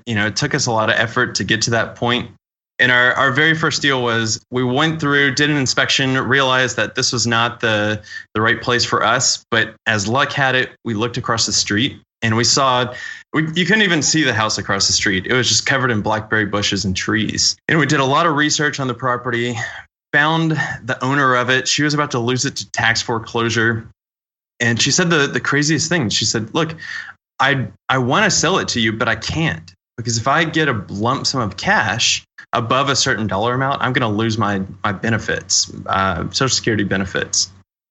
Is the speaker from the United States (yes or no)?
yes; Louisiana, United States; moved away as an adult; also born or lived in Maldives; I grew up in Louisiana and at 21, I decided, yeah, I need to see the world.